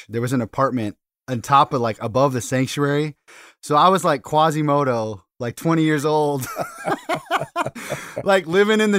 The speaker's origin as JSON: {"language": "English", "area": "outside Seattle", "region": "Washington", "country": "United States", "tie": "born or raised there", "said": "I grew up outside Seattle."}